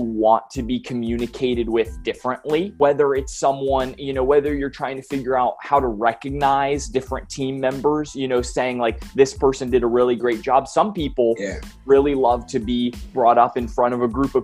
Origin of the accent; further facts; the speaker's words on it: North Carolina, United States; I am from North Carolina in the United States